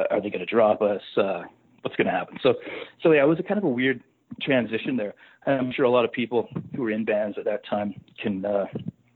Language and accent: English; Saskatchewan, Canada; moved away as an adult; also born or lived in Calgary; growing up in Saskatchewan